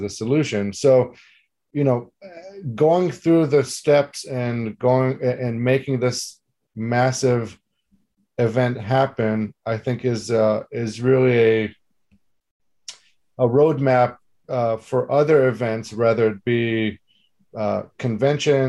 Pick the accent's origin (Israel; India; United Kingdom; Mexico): Israel; moved away; growing up in Israel